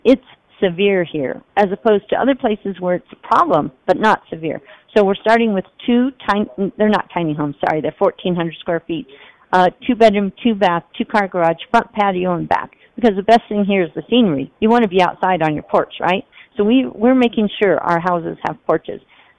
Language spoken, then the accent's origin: English; Las Vegas, Nevada, United States; So I come from Las Vegas, 41 years. Heat, crowding, and I never went outside.